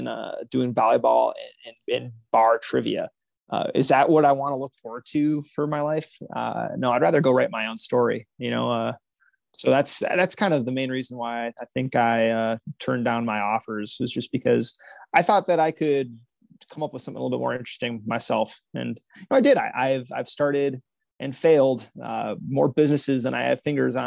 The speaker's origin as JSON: {"language": "English", "country": "United States"}